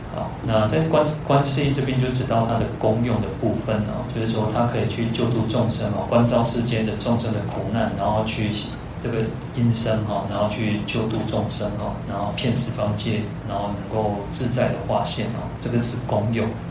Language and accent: Chinese; Taiwan; first language Taiwanese Hokkien; Chinese is a second language; 我的语言为什么会慢慢多了更多的台语的语言，因为他是我的母语，我从小是讲这个话长大的